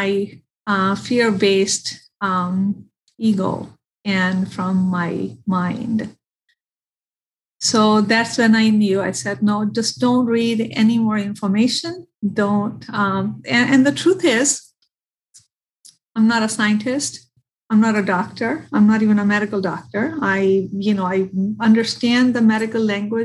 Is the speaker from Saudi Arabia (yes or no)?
no; India; now in Michigan, United States; I am from India. I have family in India